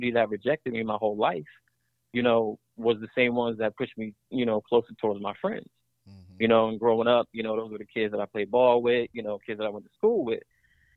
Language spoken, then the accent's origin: English; Elizabeth, New Jersey, United States; now in Atlanta, United States; I actually was born and raised in Elizabeth, New Jersey.